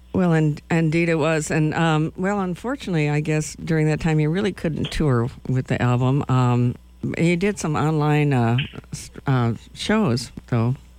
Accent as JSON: {"language": "English", "town": "Madison", "region": "Wisconsin", "country": "United States", "moved": "yes", "said": "I'm from Madison"}